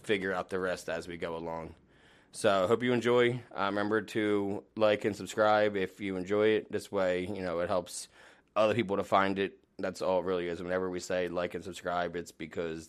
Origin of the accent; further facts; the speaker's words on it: New Jersey, United States; I grew up in Jersey